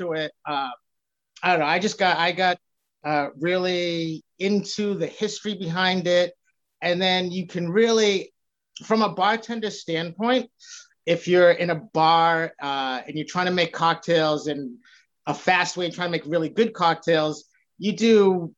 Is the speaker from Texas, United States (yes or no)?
no; Boston, Massachusetts, United States; also born or lived in Revere, Massachusetts; So I live in Revere now. I'm born and raised in Boston.